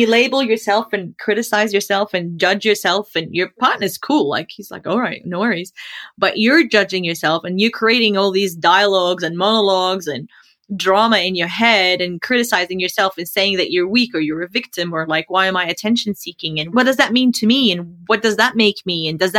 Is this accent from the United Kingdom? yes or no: no; Australia; now in United States; because he's American and I'm Australian, Jordanian, we had to sit through a couple of immigration green card interviews.